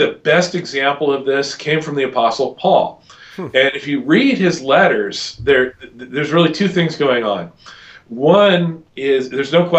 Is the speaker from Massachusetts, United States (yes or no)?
no; Southern California, United States; moved away as an adult; also born or lived in East Coast; I was born on the West Coast. I was in Southern California.